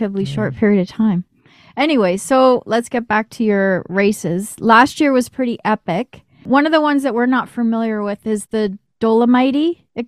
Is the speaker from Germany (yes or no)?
no; Toronto, Ontario, Canada; now in Orangeville, Canada; we both grew up in Toronto